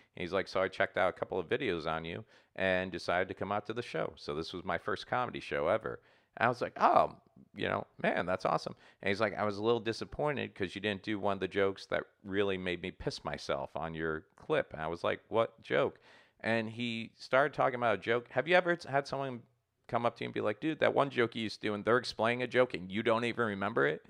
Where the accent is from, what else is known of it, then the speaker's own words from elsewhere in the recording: Port St. Lucie, Florida, United States; moved away; my hometown of Port Saint Lucie